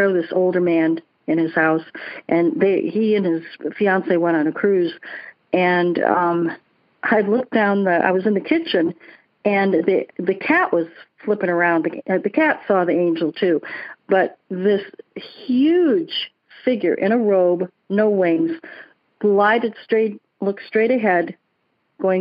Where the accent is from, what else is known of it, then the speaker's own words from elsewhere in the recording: Sarasota, Florida, United States; I'm also from Sarasota, Florida